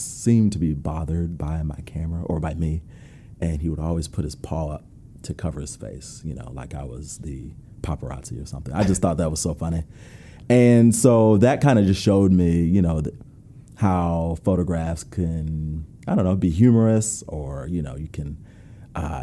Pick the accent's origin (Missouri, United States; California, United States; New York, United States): New York, United States; Rochester; moved away as an adult; also born or lived in North Carolina; So I grew up in Rochester, New York. Never moved, all of my family's still there.